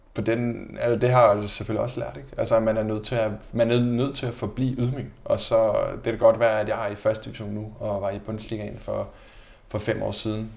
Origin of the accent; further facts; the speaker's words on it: Denmark; moved away as an adult; also born or lived in Braunschweig, Germany / Mainz, Germany / Fürth, Germany / Enschede, Netherlands; som dansker